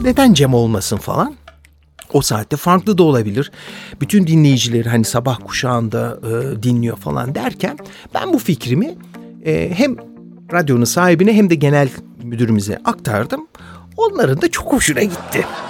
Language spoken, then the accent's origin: Turkish; Istanbul, Turkey; moved away as an adult; now in Zurich, Switzerland; günümüz adıyla İstanbul'da dünyaya gelmişim.